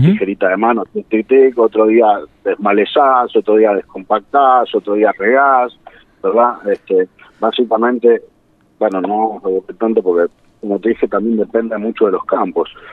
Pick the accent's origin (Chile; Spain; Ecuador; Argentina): Argentina; San Isidro, Buenos Aires Province; Yo soy de Buenos Aires, este, nací en, San Isidro